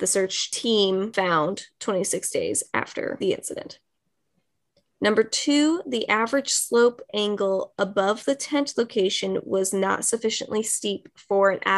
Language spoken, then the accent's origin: English; United States; I'm just American